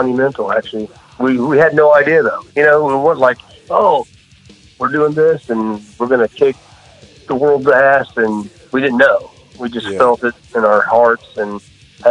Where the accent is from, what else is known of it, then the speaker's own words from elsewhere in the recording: Jacksonville, Florida, United States; also born or lived in Brandon, Florida; I was born in Jacksonville, Florida. Yeah, Jacksonville. And when I was like 10, we moved down to Tampa area